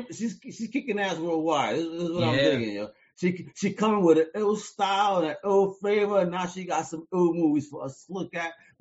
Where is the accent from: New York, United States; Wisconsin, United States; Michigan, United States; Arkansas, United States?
New York, United States; I grew up in New York, so it's just English and Spanish, and that's that.